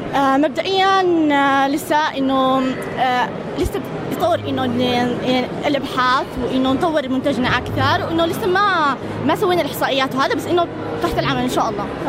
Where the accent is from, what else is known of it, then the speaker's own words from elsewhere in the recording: Yemen; أنا وإيمان من اليمن